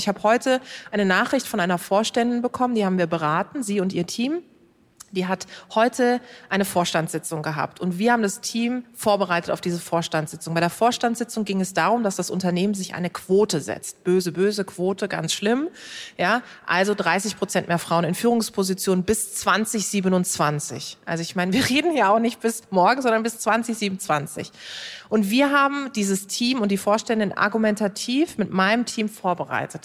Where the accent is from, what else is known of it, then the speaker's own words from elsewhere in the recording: Karlsruhe, Baden-Württemberg, Germany; Ich komme aus Karlsruhe